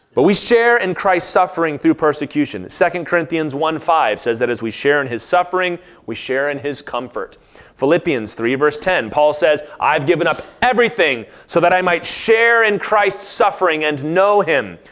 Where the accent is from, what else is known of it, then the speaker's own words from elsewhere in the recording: United States; as an American, like, this is my home